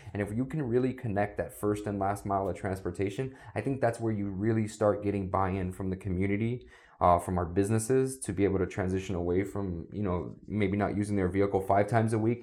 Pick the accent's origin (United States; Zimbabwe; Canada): United States; South Florida; I'm a South Florida native. I grew up down here